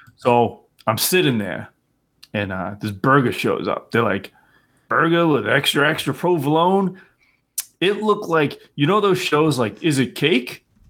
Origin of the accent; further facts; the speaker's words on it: near Boston, Massachusetts, United States; I grew up near Boston, but I'm not from Boston